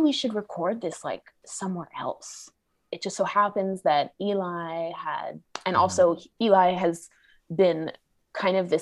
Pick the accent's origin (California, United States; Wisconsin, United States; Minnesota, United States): California, United States; Los Angeles; my LA native makeup